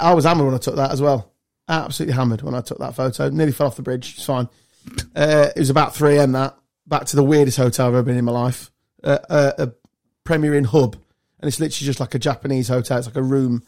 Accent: Lincolnshire, East Midlands, United Kingdom; Growing up in Lincolnshire.

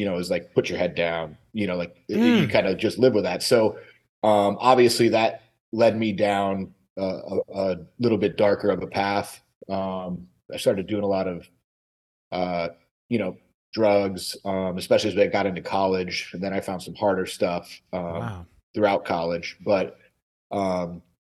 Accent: Michigan, United States; moved away; Michigan originally.

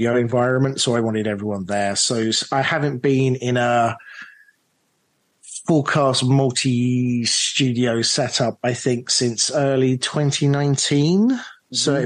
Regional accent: London, United Kingdom; myself from London, British producer

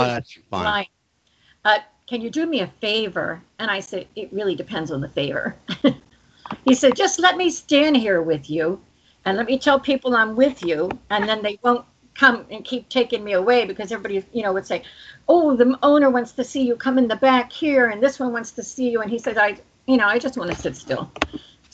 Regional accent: Runnemede, New Jersey, United States; I grew up in Runnymede

